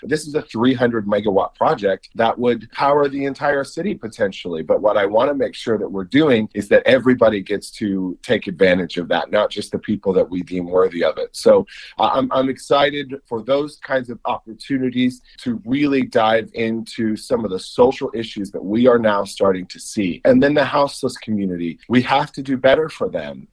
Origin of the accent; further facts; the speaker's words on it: Kansas City, Missouri, United States; growing up in Kansas City